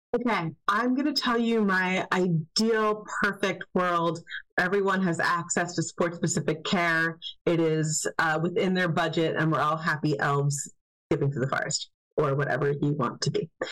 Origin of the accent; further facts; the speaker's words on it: United States; as an American